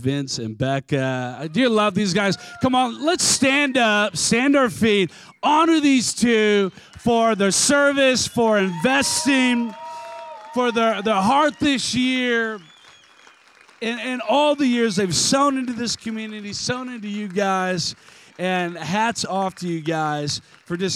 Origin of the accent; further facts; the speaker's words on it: United States; I'm American